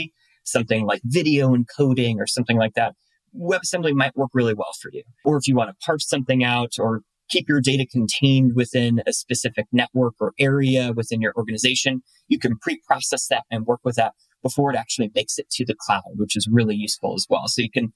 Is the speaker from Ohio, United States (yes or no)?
yes; Cleveland, Ohio, United States; moved away; I'm originally from Cleveland, Ohio